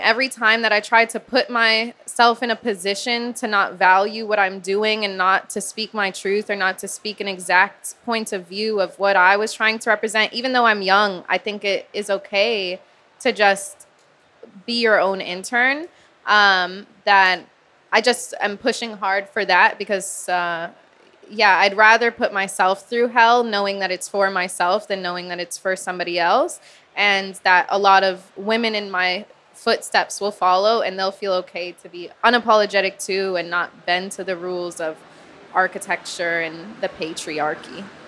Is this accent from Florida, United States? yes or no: yes; Miami, Florida, United States; growing up in Miami as a girl